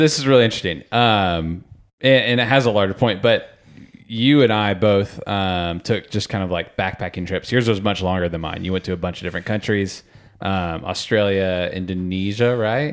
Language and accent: English; Sarasota, Florida, United States; I was from Sarasota, Florida